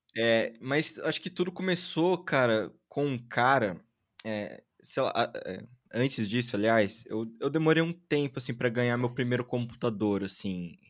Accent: Jundiaí, São Paulo, Brazil; now in São Paulo, Brazil; Eu ah, nasci Ai, em Jundiaí, cresci em Jundiaí e hoje em dia tô em São Paulo

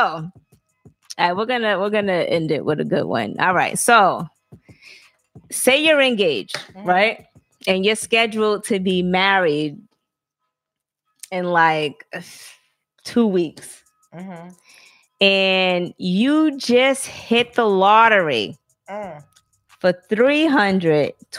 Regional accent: the South, United States; I'm from the South

